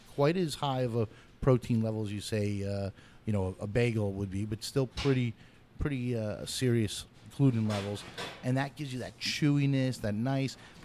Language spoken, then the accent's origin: English; New York City, New York, United States; I'm a New Yorker through and through, and I always grew up, my dad would always get bagels and bialys together.